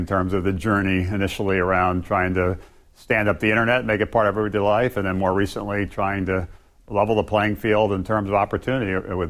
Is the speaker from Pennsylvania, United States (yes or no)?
no; Hawaii, United States; I grew up in Hawaii, born and raised there. Both of my parents were born and raised there as well, so our family goes back really over a century.